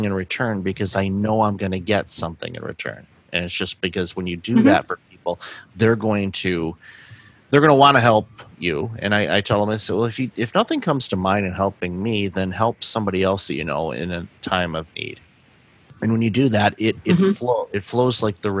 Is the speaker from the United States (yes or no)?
yes; Michigan, United States; moved away; I'm originally from Michigan